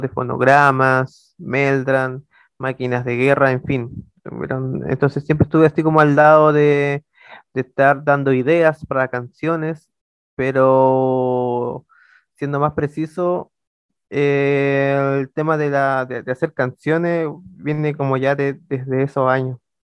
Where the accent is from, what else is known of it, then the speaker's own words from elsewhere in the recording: Ovalle, Coquimbo, Chile; soy originario de, la ciudad de Ovalle